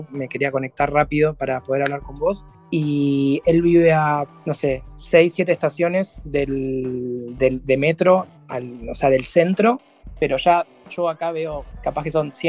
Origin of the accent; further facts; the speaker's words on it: Argentina; now in Germany; Bueno, son muy fanáticos del mate acá, pero no del mate como lo tomamos nosotros, como bebidas tipo gaseosas.